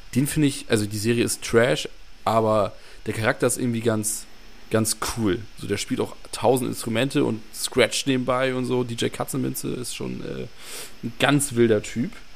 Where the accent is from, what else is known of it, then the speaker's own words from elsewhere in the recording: Northern Germany, Germany; ich bin ja auch Norddeutscher